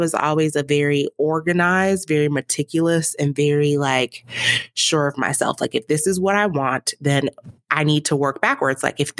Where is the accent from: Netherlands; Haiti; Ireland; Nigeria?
Nigeria; Like, I'm a Nigerian mother.